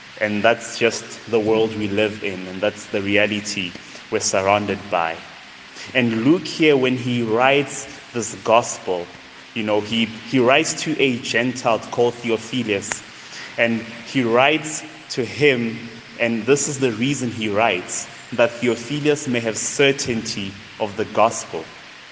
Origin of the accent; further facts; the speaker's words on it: Tembisa, Gauteng, South Africa; born and raised in a township called Tembisa, just right after Midrand. So that's where I'm from